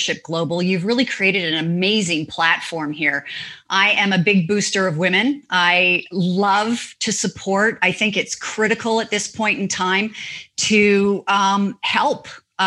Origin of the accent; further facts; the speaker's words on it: Canada; moved away as an adult; also born or lived in Toronto / New York; now in United States; I'm a Canadian, I'm a global citizen. I'm an American by choice. I am a Canadian by birth.